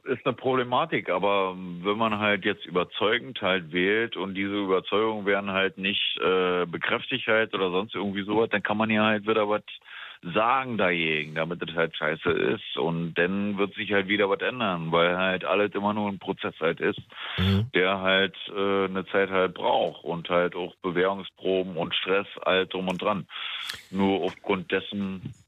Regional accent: Brandenburg, Germany; also born or lived in Spandau, Berlin; now in Berlin, Germany; ich wohne hier schon seit zehn Jahren, war. ich komme eigentlich vom Land und so weiter, in Brandenburg

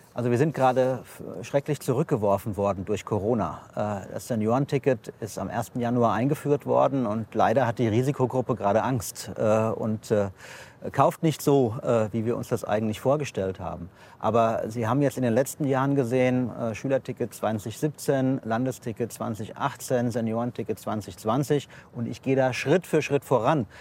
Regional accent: Offenbach, Hesse, Germany; ich komme aus Offenbach

